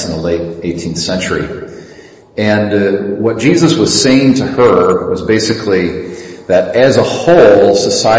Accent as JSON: {"language": "English", "country": "United States", "said": "our life and our political life together as Americans, as American Christians, as American Catholics"}